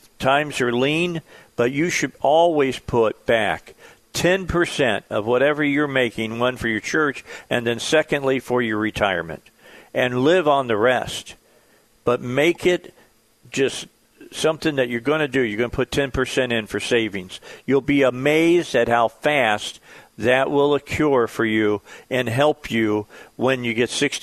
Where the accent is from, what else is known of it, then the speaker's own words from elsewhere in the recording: Cabot, Arkansas, United States; my hometown of Cabot